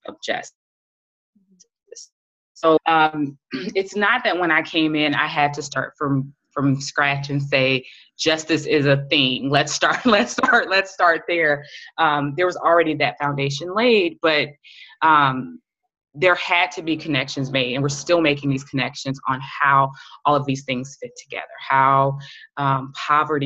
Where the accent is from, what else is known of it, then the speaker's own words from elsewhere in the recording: United States; as an American, as a Black woman